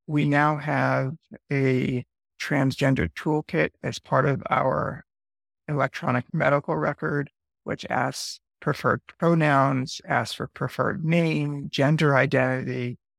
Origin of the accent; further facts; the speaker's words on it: Westchester, New York, United States; moved away as an adult; now in New Orleans, United States; I grew up for the first 21 years of my life in Westchester, New York, which is a suburb of New York City